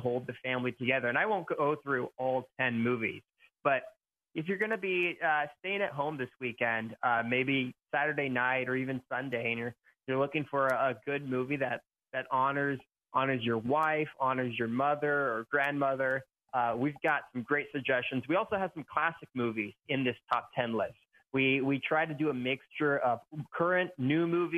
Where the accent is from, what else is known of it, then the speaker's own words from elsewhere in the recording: Nebraska, United States; now in Camarillo, United States; I grew up in Nebraska